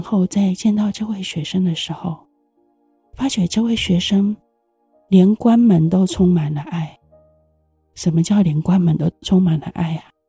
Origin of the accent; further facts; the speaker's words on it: Taiwan; 我们台湾人都有说谢谢你的这个习惯